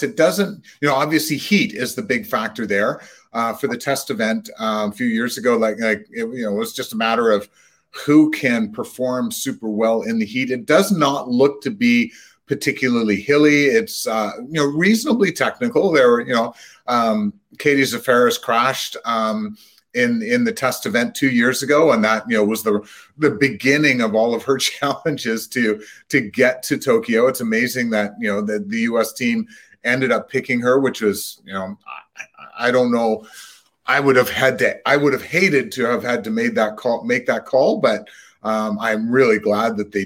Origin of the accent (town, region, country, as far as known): Canada